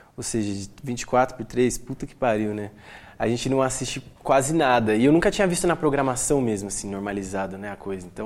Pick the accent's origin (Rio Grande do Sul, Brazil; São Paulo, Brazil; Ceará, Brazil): São Paulo, Brazil; Atibaia; eu sou, sou, natural de Atibaia